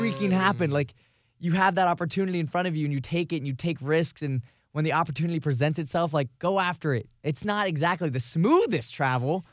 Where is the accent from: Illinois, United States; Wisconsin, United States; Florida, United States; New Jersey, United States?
Florida, United States; Vero Beach; moved away; my hometown in Vero Beach, which is across the state.